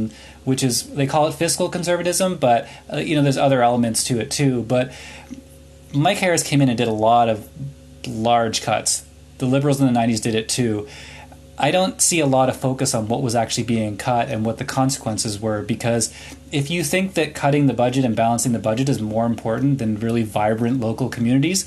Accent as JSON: {"language": "English", "town": "Halifax", "region": "Nova Scotia", "country": "Canada", "tie": "born or raised there", "also_born_or_lived": "Kanata, Ottawa", "moved": "yes", "lives_now": "Ottawa, Canada", "said": "I grew up in Halifax"}